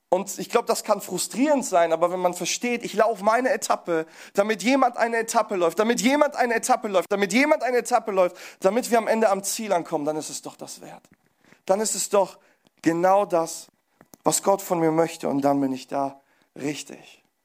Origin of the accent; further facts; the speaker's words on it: Pforzheim, Baden-Württemberg, Germany; ich komme aus Pforzheim